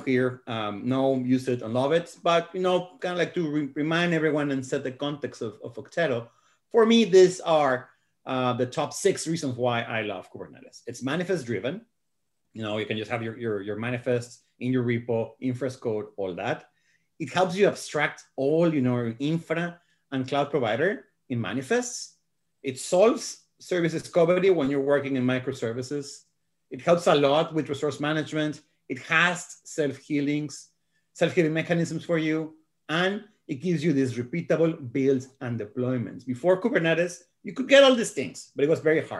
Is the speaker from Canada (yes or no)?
no; Guadalajara, Jalisco, Mexico; I'm from Mexico. I was born in Guadalajara